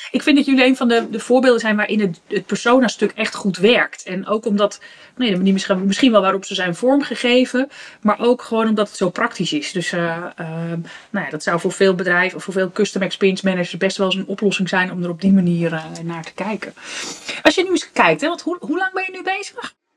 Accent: Netherlands; als, als Nederlanders

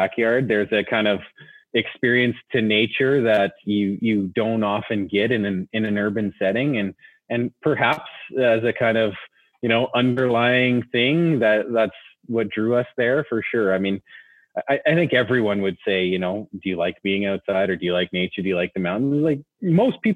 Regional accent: Nelson, British Columbia, Canada; I grew up in Nelson in BC.

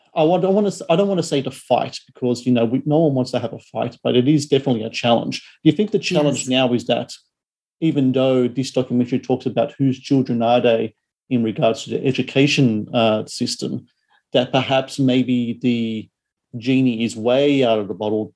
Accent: Australia

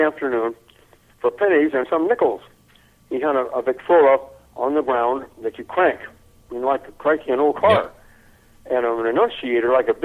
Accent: Memphis, Tennessee, United States; also born or lived in San Antonio, Texas; we moved from San Antonio, where there was no work, and where I was born, to Memphis, Tennessee

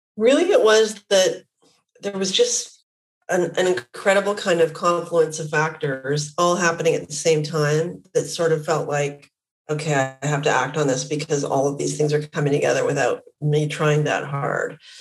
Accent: Vancouver, British Columbia, Canada; I'm Canadian. I grew up in Vancouver, Canada.

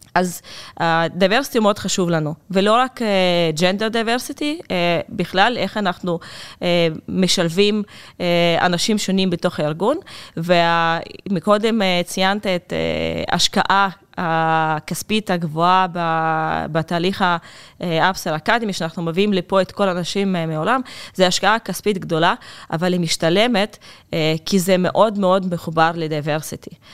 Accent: Russia; accent: Russian; Hebrew is a second language; now in Israel; זה שוק שהוא מאוד קרוב לליבי. אפשר לשמוע את זה מהמבטא שלי

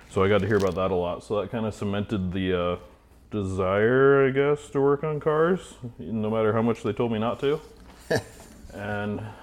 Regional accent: Idaho, United States; born and raised in Idaho. I work at a shop called Treasure Valley Street Rods here in Boise

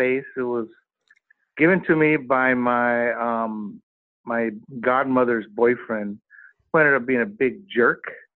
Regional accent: Venice Beach, California, United States; Venice Beach, California.

